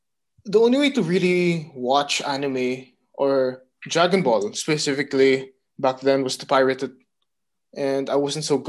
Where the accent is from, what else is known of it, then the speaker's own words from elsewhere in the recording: Abu Dhabi, United Arab Emirates; now in Philippines; back in Abu Dhabi, where I grew up in the Middle East